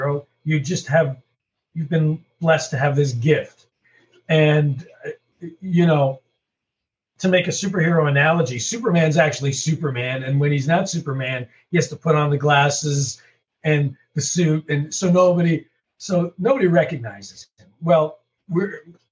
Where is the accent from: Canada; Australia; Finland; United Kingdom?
Canada; moved away; also born or lived in St. Louis; I'm from Canada originally